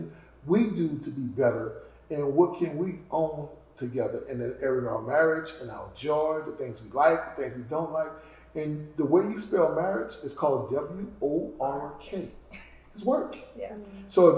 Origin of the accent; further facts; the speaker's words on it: the South, United States; I grew up in the South